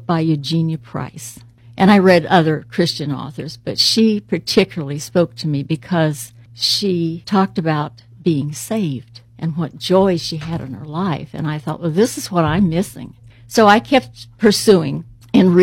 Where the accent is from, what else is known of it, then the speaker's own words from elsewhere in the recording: Anderson, Indiana, United States; I was raised in Anderson, Indiana, in a family of three girls.